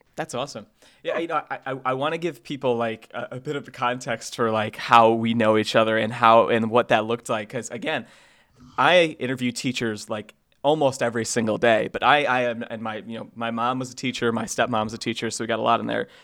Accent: Sandwich, Illinois, United States; moved away; I did drive an hour or so to my hometown to record this audio.

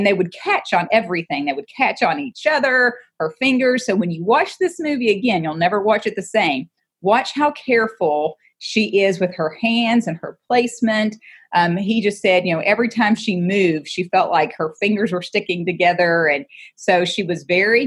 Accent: Maysville, Kentucky, United States; also born or lived in Augusta, Kentucky; I was born in Augusta. My great-great-great-grandfather back in 1796 founded Augusta with a couple other gentlemen. And then we moved to Maysville, and that's where I finished high school at Mason County High School

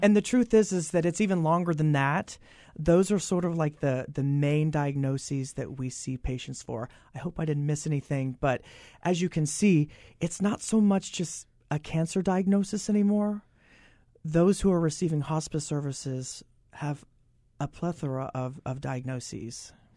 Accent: Oklahoma, United States; moved away; I'm originally from Oklahoma

